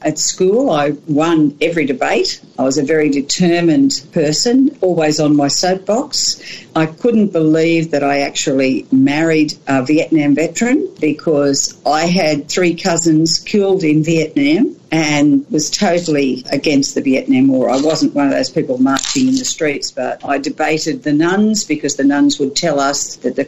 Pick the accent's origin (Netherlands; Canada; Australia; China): Australia; Canowindra, New South Wales; moved away as an adult; also born or lived in Sydney; I grew up in Canamble, loved being a country girl